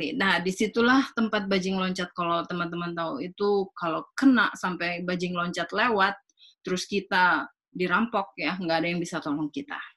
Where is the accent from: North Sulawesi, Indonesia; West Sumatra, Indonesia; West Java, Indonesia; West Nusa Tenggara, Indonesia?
North Sulawesi, Indonesia; Manado; ya saya orang Manado ya